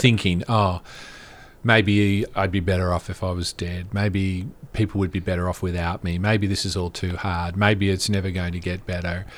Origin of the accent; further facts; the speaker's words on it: Australia; moved away; I'm originally from Australia